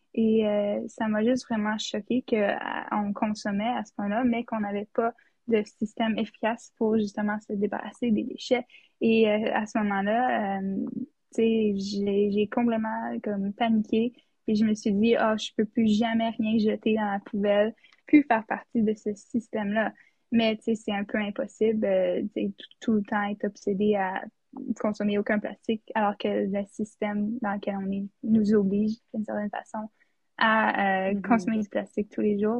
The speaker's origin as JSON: {"language": "French", "town": "Whitehorse", "region": "Yukon", "country": "Canada", "moved": "yes", "lives_now": "Ottawa, Canada", "said": "je viens de Whitehorse au Yukon"}